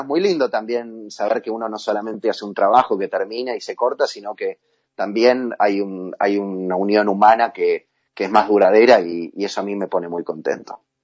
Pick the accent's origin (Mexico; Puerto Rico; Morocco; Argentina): Argentina; como argentinos